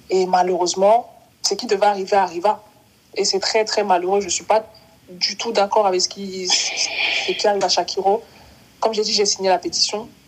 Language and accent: French; Cameroon; born there; Je suis née au Cameroun. Je suis repartie au Cameroun plusieurs fois.